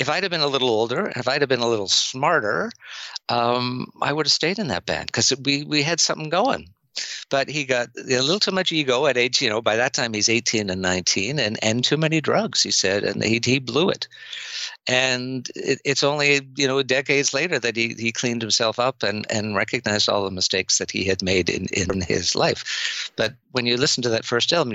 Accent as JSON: {"language": "English", "country": "Canada", "said": "I'm Canadian"}